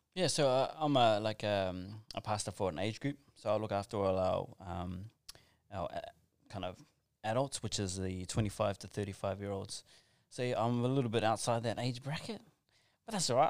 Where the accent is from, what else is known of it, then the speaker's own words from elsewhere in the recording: Auckland, New Zealand; also born or lived in Western Sydney; now in Australia; I grew up, born and raised in South Auckland